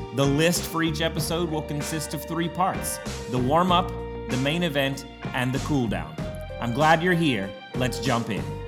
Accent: Tupelo, Mississippi, United States; I was born in Tupelo, Mississippi in 1983

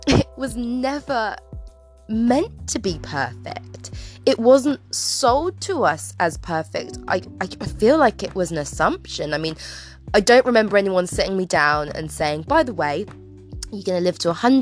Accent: England, United Kingdom; we live in a cold, grey England

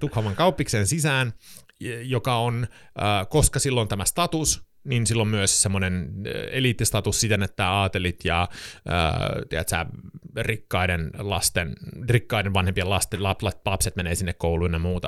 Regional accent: Sweden; Finnish is a second language; moved away as an adult; also born or lived in Stockholm, Sweden; now in Helsinki, Finland; mä oon siis äh, Ruotsin kansalainen, äh, varttunut Ruotsissa ja suomi on minun kolmas kieli englannin ja ruotsin jälkeen

